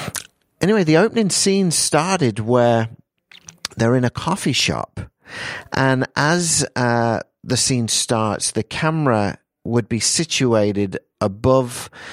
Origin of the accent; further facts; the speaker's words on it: England, United Kingdom; moved away as an adult; also born or lived in Perth, Australia; now in Peoria, United States; Yeah, well, from my accent, you can tell I'm from England. And about 25 years ago, my dad decided to come and take on a church over here in Washington, Illinois, which is just outside of Peoria, Illinois.